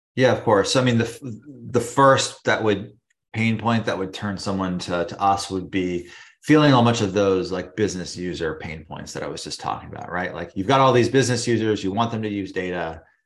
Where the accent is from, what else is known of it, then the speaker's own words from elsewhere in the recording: California, United States; moved away as an adult; now in New York, United States; I'm originally from California, but now I've been living in New York for about ten years